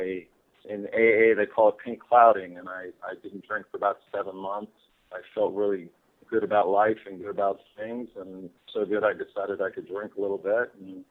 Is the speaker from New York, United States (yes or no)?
yes; Eastern Long Island, New York, United States; I was born on Eastern Long Island. I grew up pretty much either playing a sport or at the beach. I grew up a beach kid